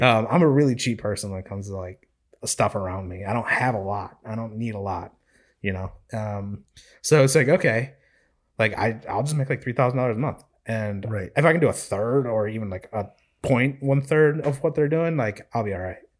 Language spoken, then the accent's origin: English; Midwest, United States; moved away as an adult; now in Raleigh, United States; I grew up in the Midwest. It's all I've ever known my whole life.